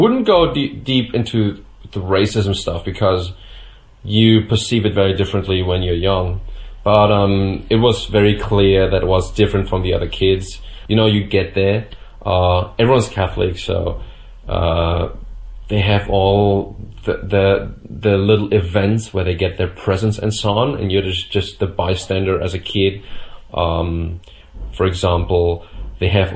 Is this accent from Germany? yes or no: yes; Bavaria, Germany; I was born in Germany, and I would consider myself even rather Bavarian than German. I think that's something that we have to ourselves here in Bavaria